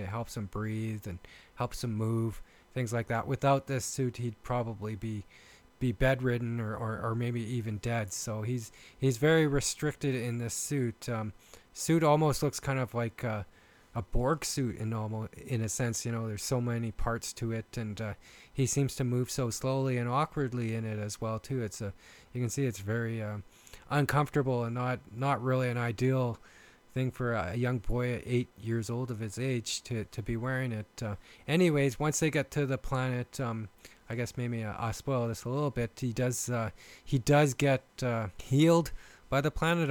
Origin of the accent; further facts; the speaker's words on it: Canada; accent: Canadian; I am from Canada and I've been told I have a uh, Canadian accent